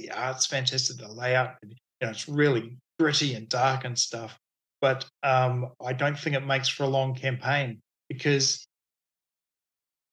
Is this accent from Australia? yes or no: no; New Zealand; as a Kiwi